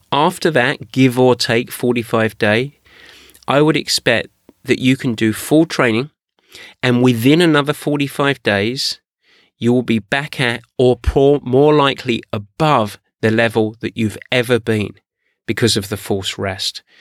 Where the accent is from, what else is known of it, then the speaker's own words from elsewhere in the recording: San Diego, California, United States; I'm from San Diego.